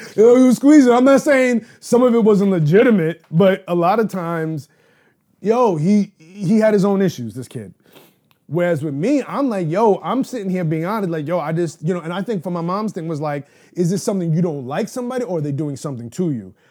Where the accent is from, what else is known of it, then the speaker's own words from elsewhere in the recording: New York City, New York, United States; I was born and raised in Manhattan in the Upper East Side border of, uh, Upper East Side and East Harlem.